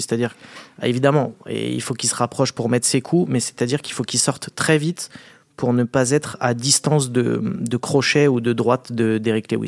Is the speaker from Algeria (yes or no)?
no; France; on est français